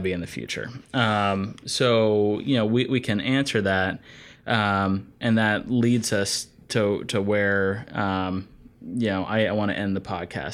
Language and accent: English; Asheville, North Carolina, United States; Asheville Municipal Golf Course where I grew up, uh, you know, just a course in my hometown